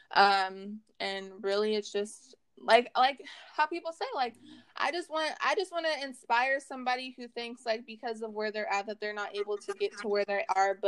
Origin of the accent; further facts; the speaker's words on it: Oregon coast, United States; now in Vancouver, United States; I was born on the Oregon coast. I currently reside in Vancouver, Washington